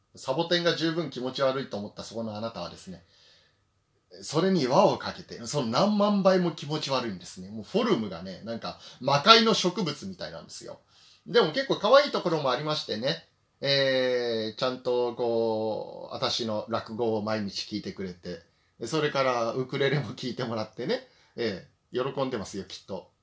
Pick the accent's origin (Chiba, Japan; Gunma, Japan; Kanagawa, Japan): Chiba, Japan; northeastern; 私の地元のその千葉の東はね、千葉北東部ってとこですね